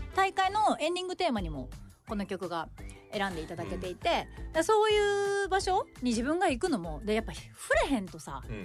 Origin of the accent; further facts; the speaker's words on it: Shimane, Japan; 私の地元島根